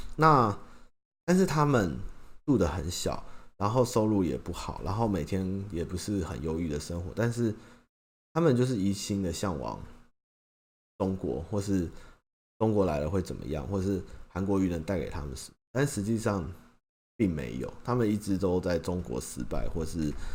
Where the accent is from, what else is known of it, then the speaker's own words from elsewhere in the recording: Taiwan; 因为我的国家就是在台湾，我就是台湾土生土长跟台湾人